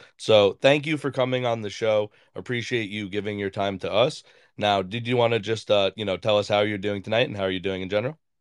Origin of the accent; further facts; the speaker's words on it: New York, United States; I'm from New York